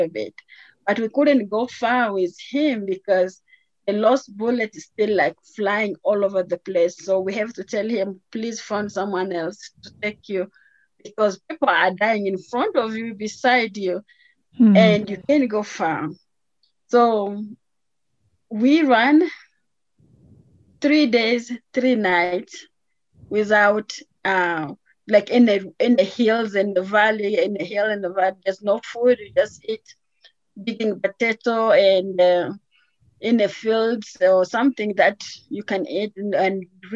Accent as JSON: {"language": "English", "country": "DR Congo", "tie": "born or raised there", "also_born_or_lived": "Atlanta, Georgia", "moved": "as an adult", "lives_now": "Colorado, United States", "said": "I was born in the Democratic Republic of Congo, which is in the middle of Africa"}